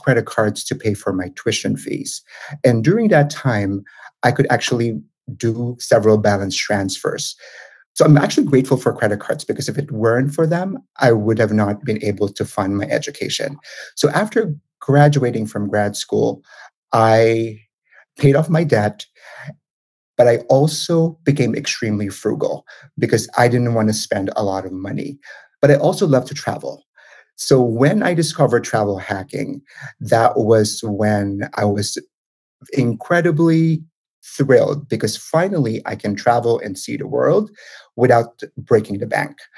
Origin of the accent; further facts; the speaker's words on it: Manila, Metro Manila, Philippines; moved away as an adult; now in United States; I'm originally from the Philippines. So I was born and raised in Manila